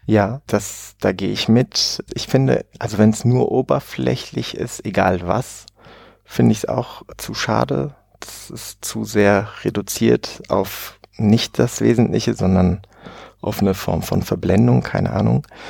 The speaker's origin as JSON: {"language": "German", "town": "Oberhausen", "region": "North Rhine-Westphalia", "country": "Germany", "tie": "born or raised there", "moved": "yes", "said": "in Oberhausen im schönen Ruhrpott aufgewachsen und habe 20 Jahre dort auch gelebt"}